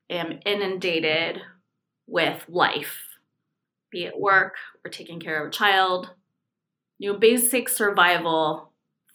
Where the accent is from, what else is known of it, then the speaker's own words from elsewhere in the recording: California, United States; moved away as an adult; So I'm from California. I moved here about 5 years ago for a job.